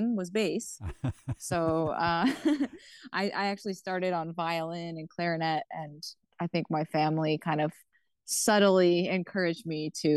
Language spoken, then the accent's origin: English; Odanak First Nation, Quebec, Canada; I'm from Odinak First Nation, Abenaki community in Quebec